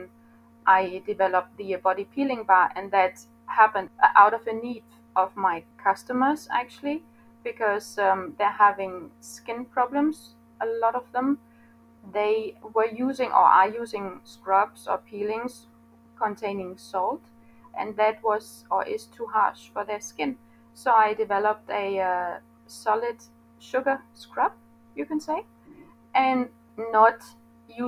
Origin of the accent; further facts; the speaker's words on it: Denmark; I am from Denmark.